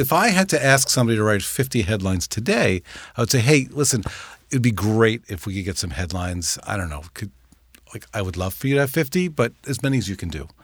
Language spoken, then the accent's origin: English; New York, United States; I grew up in New York